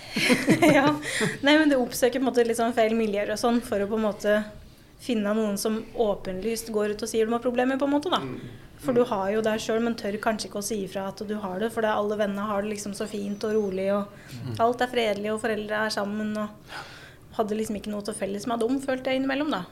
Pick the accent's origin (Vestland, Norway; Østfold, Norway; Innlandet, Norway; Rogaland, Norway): Innlandet, Norway; Raufoss; also born or lived in Gjøvik; før det så er jeg jo fra Raufoss, da. Ble jo født på Gjøvik sjukehus, jeg òg. Bodd på Raufoss med mamma og pappa